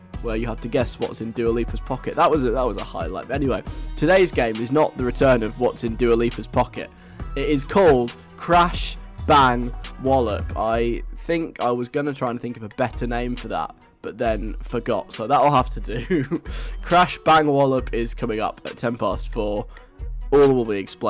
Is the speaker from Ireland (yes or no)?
no; England, United Kingdom; I'm English